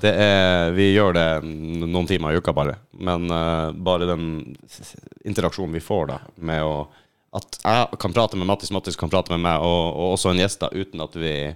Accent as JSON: {"language": "Norwegian", "region": "Finnmark", "country": "Norway", "tie": "born or raised there", "moved": "yes", "said": "Jeg er fra Finnmark"}